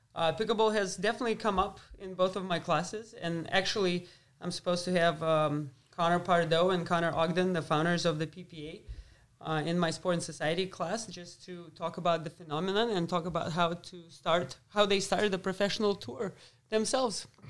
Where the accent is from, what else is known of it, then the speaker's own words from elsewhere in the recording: Moscow, Russia; moved away as an adult; also born or lived in Lubbock, Texas; I grew up in Moscow, so it's a big city